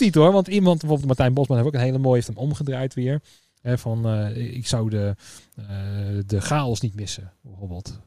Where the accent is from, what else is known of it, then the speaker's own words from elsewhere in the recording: Netherlands; also born or lived in Tiel / Ede / Veenendaal; now in Utrecht, Netherlands; Dus vandaar dat de Tiel, Ede, Veenendaal, dat is ook wel een beetje ja, waar, ja, waar ik een beetje mijn jeugd heb, eh, heb gehad